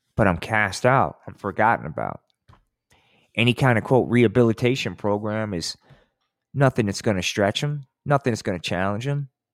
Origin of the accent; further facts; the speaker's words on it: New Jersey, United States; moved away; I came from Jersey